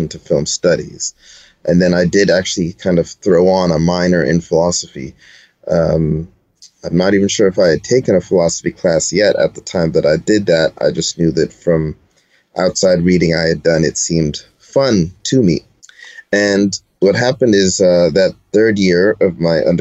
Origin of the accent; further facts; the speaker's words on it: Toronto, Ontario, Canada; I'm from Toronto, Ontario